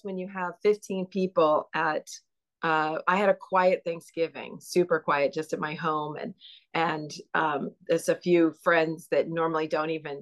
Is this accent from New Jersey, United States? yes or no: no; Mission Viejo, California, United States; I grew up in Mission Viejo, California, and I am the third oldest of 14 kids